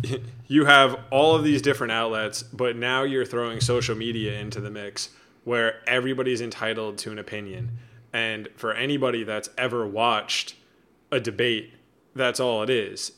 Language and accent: English; United States; I'm an American